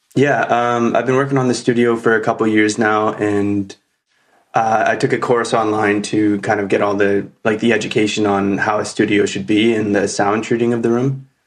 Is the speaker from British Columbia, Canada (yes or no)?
no; Wasaga Beach, Ontario, Canada; I grew up here in Wasaga, just like Rebecca